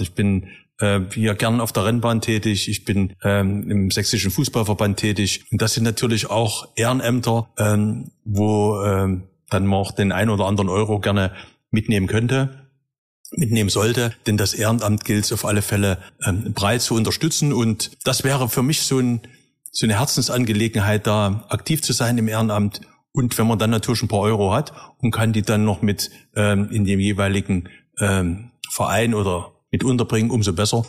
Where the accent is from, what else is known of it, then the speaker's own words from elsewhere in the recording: Leipzig, Saxony, Germany; Als gebürtiger Leipziger freue ich mich